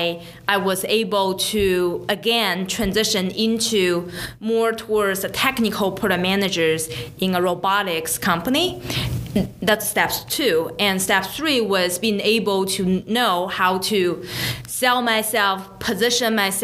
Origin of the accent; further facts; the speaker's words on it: China; moved away as an adult; now in United States; I came from China 10 years ago.